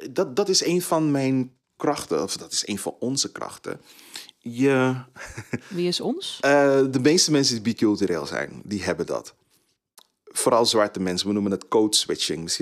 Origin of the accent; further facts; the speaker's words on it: Suriname; Ik ben Surinamer, maar ik kom met twee bevolkingsgroepen uit Suriname.